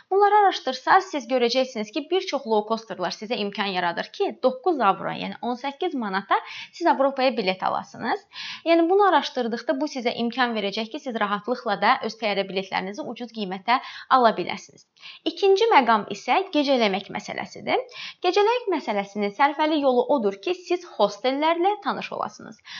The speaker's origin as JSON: {"language": "Azerbaijani", "country": "Azerbaijan", "said": "Biz Azərbaycanlıyıq. Ona görə bizim üçün rahat olacaq."}